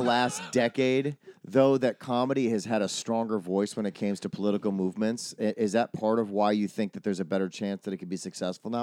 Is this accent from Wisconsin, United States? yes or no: yes; Wisconsin, United States; growing up in Wisconsin